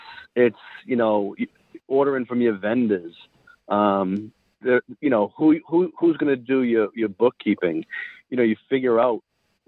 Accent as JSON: {"language": "English", "area": "right outside of Boston", "region": "Massachusetts", "country": "United States", "tie": "born or raised there", "said": "I grew up right outside of Boston"}